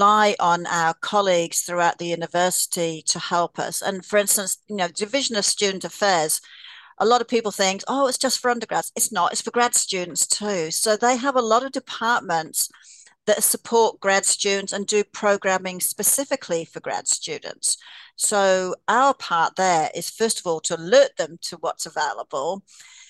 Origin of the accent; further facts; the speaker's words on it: Australia; now in Canada; I'm Australian